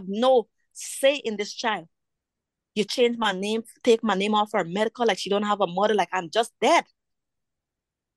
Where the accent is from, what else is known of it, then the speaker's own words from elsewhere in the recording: Guyana; moved away; growing up in Guyana